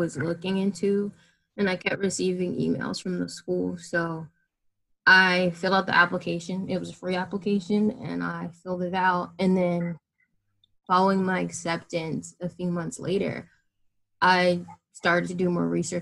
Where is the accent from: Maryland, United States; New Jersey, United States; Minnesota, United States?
Maryland, United States; Bowie; moved away as an adult; I'm originally from Bowie, Maryland, so not too far from Columbia